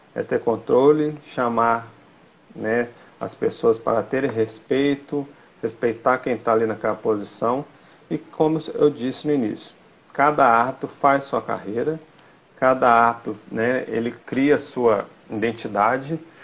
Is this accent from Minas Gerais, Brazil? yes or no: yes; Belo Horizonte, Minas Gerais, Brazil; now in Sete Lagoas, Brazil; eu sou de Belo Horizonte, né? Hoje eu estou morando em Sete Lagoas